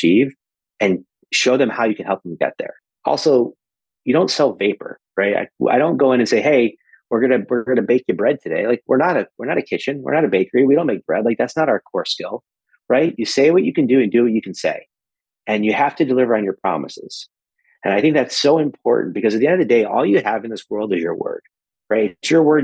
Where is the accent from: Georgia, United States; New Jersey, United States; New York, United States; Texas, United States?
New York, United States; Syracuse; I grew up in Syracuse, New York